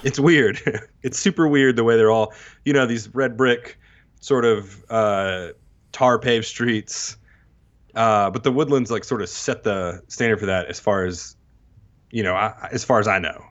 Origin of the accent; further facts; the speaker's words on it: Texas, United States; also born or lived in Mississippi; now in Tupelo, United States; I grew up in Texas, s-, partly in, partly in Mississippi